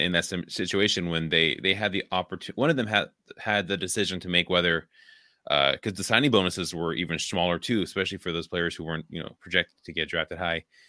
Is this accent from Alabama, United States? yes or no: no; Richmond, California, United States; moved away as an adult; now in Wisconsin, United States; I grew up there in the Bay Area, like, now I live in Wisconsin